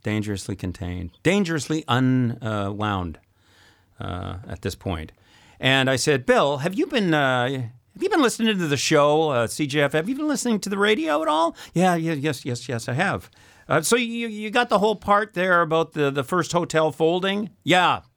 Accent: Saskatchewan, Canada; moved away; also born or lived in Montreal; I'm from Saskatchewan originally, and at the time spoke zero French

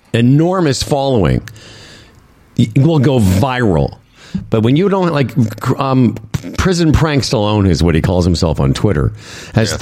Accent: Moose Jaw, Saskatchewan, Canada; moved away; my hometown of Moose Jaw, Saskatchewan.

